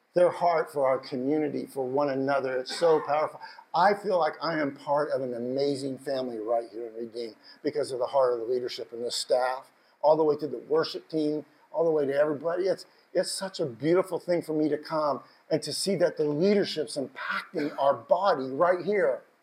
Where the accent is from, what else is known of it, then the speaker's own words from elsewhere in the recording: United States; I told him Washington